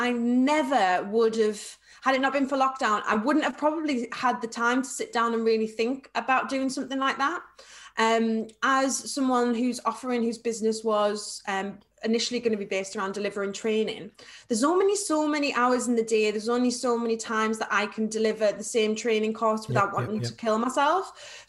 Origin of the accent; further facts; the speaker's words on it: North West England, United Kingdom; accent: Scouse; So my scouse comes out, I'm like, I was on some chicken. Like, I've got a scouse. That's my awful scouse accent.